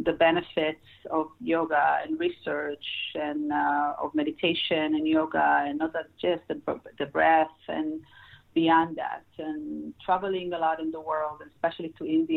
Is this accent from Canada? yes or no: no; Israel; moved away as an adult; now in Los Angeles, United States; I moved to United States from Israel and grew up in Israel, and I am residing in Los Angeles since then